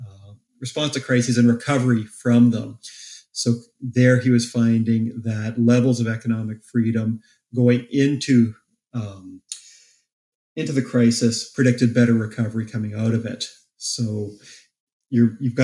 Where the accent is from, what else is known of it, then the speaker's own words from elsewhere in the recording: Canada; As a Canadian